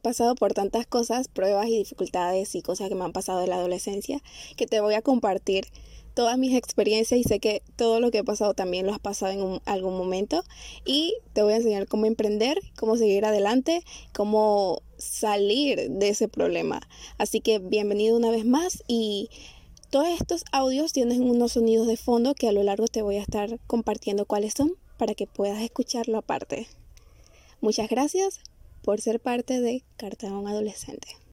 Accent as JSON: {"language": "Spanish", "country": "Panama", "said": "Tengo 21 años y soy panameña."}